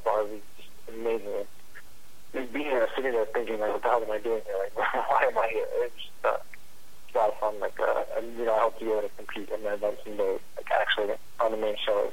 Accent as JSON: {"language": "English", "town": "New York City", "region": "New York", "country": "United States", "said": "I'm from Brooklyn"}